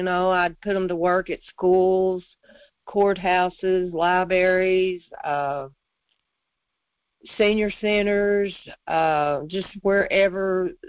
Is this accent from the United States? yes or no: yes; Jonesboro, United States; I was born in Jonesboro.